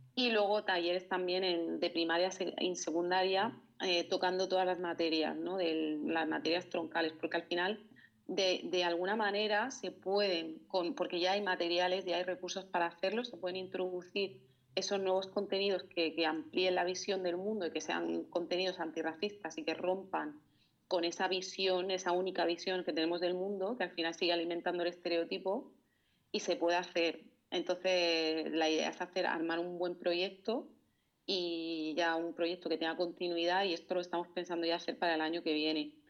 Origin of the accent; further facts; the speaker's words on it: Murcia, Region of Murcia, Spain; moved away; volví a mi ciudad natal, a Murcia